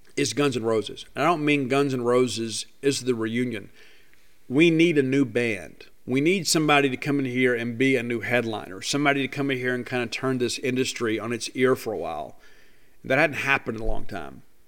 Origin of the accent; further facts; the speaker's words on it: South Mississippi, United States; growing up in South Mississippi